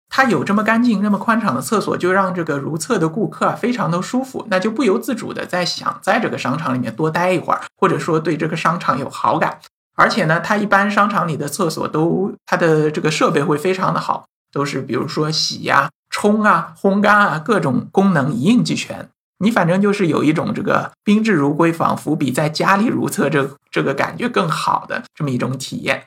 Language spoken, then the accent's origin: Chinese; China; 我们中国人或者说我们大陆人